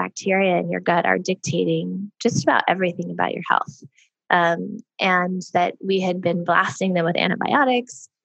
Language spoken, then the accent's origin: English; Sedona, Arizona, United States; we're from Sedona, Arizona, which is a very kind of hippie spiritual town. And we were lucky enough to grow up around a lot of different kinds of people and ways of thinking